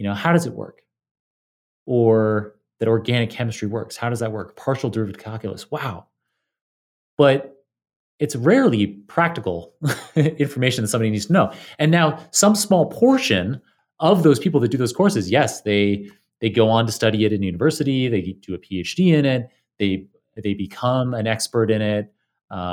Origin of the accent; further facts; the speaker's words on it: Ontario, Canada; growing up in Ontario, in Canada, we didn't have anything